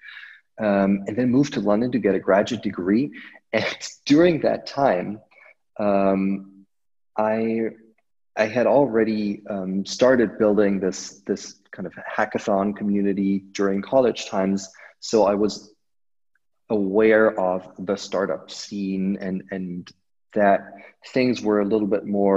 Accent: outside of Munich, Bavaria, Germany; I grew up outside of Munich, Germany.

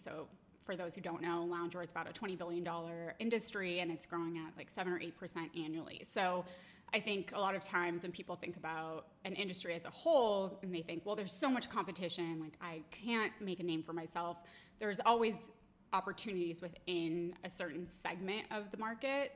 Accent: Boulder, Colorado, United States; now in Boston, United States; we're both from Boulder, Colorado, and we both went to the same high school

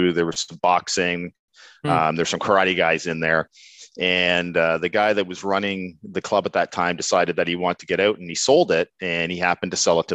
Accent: East Coast of Canada, Atlantic Canada, Canada; accent: East Coast; now in Burlington, Canada; I was born and raised on the East Coast of Canada

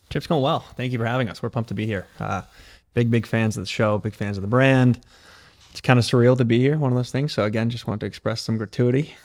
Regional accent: Connecticut, United States; moved away; also born or lived in California; I'm from Connecticut originally.

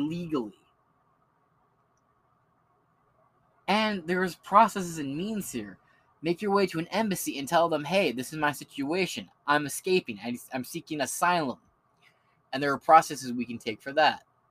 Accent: Michigan, United States; I'm from Michigan.

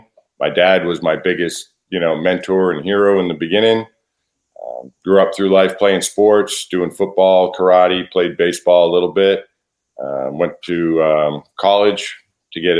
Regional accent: South Shore, just outside Boston, Massachusetts, United States; now in Nashville, United States; I was born just outside of Boston, Massachusetts, so on the South Shore, and grew up there

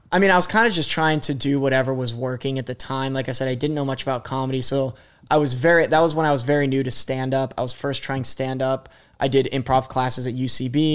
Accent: Columbus, Ohio, United States; moved away as an adult; also born or lived in Pittsburgh area / Indianapolis; now in New York, United States; My parents moved to Columbus, so I grew up in Columbus

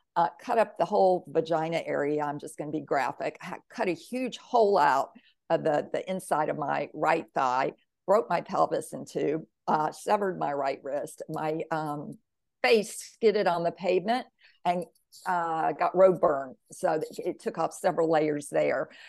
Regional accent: Mississippi, United States; I grew up in the South in Mississippi, the Bible Belt, very, very religious

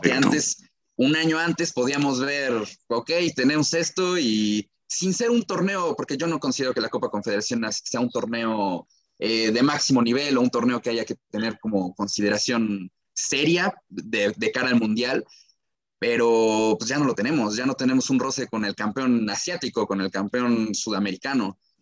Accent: Mexico; como aficionados mexicanos

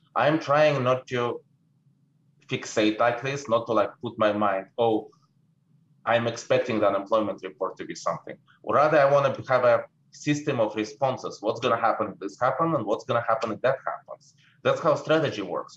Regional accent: Saint Petersburg, Russia; English is a second language; moved away as an adult; now in United States; people probably can tell that I'm speaking with an accent. I was born in St. Petersburg in the former Soviet Union. I came to America in 89.

